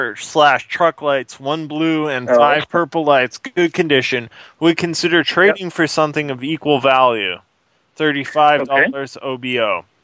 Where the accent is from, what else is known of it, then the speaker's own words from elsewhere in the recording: United States; now in Canada; Sorry, I'm from the States. I don't know the terminology so well yet.